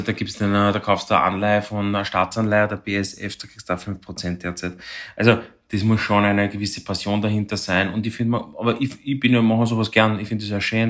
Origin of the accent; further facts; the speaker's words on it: Vienna, Austria; bei uns in Wien oder in Österreich